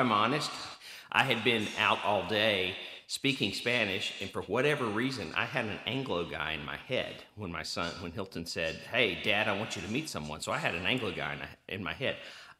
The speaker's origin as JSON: {"language": "English", "country": "Turkey", "tie": "born or raised there", "said": "when he heard that I grew up in Turkey"}